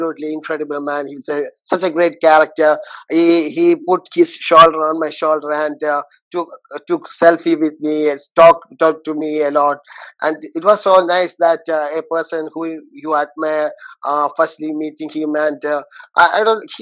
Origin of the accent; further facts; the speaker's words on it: Kerala, India; here in the state of Kerala. I'm from Kerala.